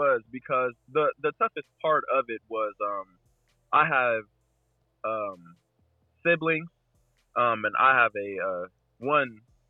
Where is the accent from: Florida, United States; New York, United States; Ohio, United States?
Ohio, United States; Dayton; I grew up in Dayton. I grew up kind of on the outskirts in Huber Heights.